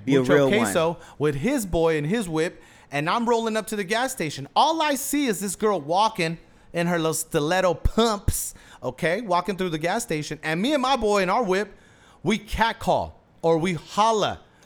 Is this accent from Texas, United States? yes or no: yes; Houston, Texas, United States; And this is my hometown. I thought this would have happened in Florida. Crazy shit happens in Florida.